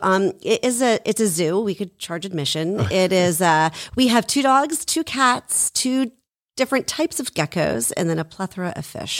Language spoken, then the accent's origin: English; Haddonfield, New Jersey, United States; I grew up in Haddonfield